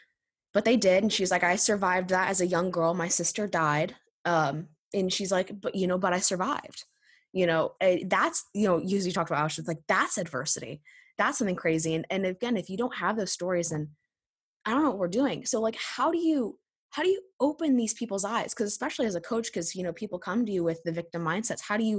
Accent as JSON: {"language": "English", "region": "Indiana", "country": "United States", "said": "I'm from Indiana."}